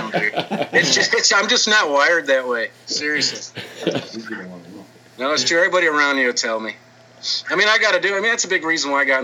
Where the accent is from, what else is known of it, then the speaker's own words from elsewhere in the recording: Dickinson, Texas, United States; I'm from Dickinson, Texas. It's a very small town outside of Houston